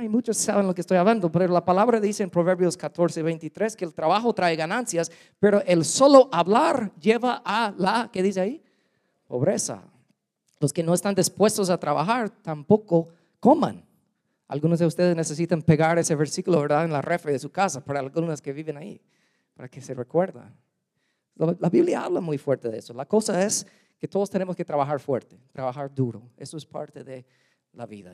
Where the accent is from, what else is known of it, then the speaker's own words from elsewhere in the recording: United States; Spanish is a second language; also born or lived in Guatemala; now in Louisiana, United States; soy gringo